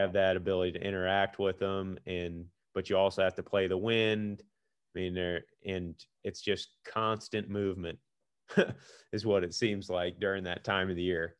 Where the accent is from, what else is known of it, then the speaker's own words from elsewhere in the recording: Missouri, United States; also born or lived in Iowa; I'm from Missouri